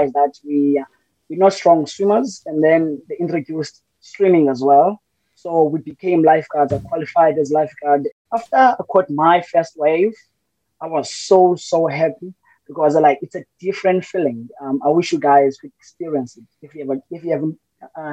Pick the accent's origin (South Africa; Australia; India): South Africa; Cape Town, Western Cape; also born or lived in Butterworth, Eastern Cape; I was born in the Eastern Cape in Butterworth, but I grew up in Ekhayelitsha, in the dusty streets of Ekhayelitsha in Harare